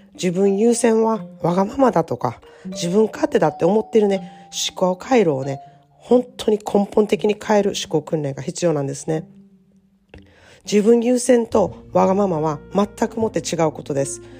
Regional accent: Japan; moved away as an adult; now in California, United States; かつては私も日本人として、あの、アメリカっていう外国で暮らしている人だったんですけれどもね、アメリカに30年も住んでいるとですね

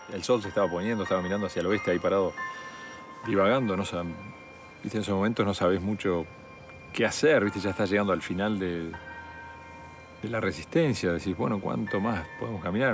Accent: Uruguay; soy uruguayo

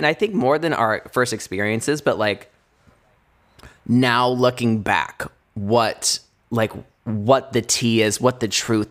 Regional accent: Indiana, United States; moved away; we're from Indiana

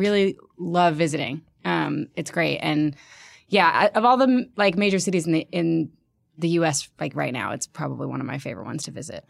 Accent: Birmingham, Alabama, United States; also born or lived in New York; now in Philadelphia, United States; I'm from Birmingham, Alabama, and it, I'm, I'm having that experience now where, like, it has now, like, become kind of like, I mean, not nearly like Philly, but just sort of like a, a, a cool place to be, and people are moving there, and, like, people are making music there and art there, and it's like, it was not that for me growing up

